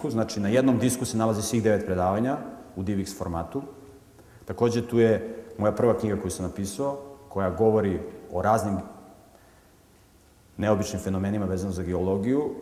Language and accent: Croatian; Montenegro; pošto sam poreklom iz Crne Gore, mi se tamo hvalimo da smo hrabri i veliki junaci